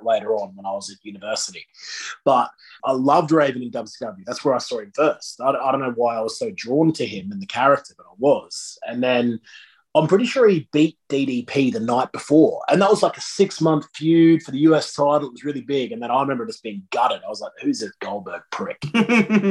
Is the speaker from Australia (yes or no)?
yes; Australia; I'm an Australian